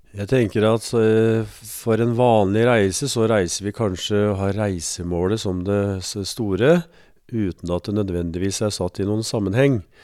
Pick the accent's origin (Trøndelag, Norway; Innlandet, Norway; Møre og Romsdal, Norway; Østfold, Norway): Østfold, Norway; moved away as an adult; now in Elverum, Norway; Jeg er født og oppvokst i Østfold